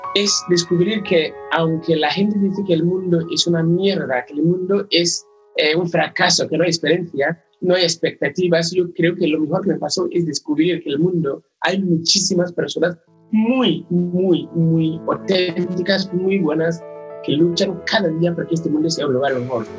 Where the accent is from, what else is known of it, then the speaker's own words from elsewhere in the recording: Ghana; now in Barcelona, Spain; soy de Ghana, aunque actualmente vivo en Barcelona, ciudad, España